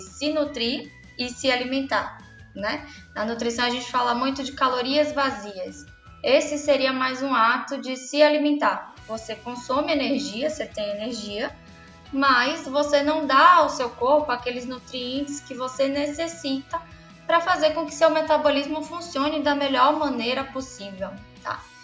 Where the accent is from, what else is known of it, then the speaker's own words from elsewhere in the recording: Salvador, Bahia, Brazil; Eu sou baiana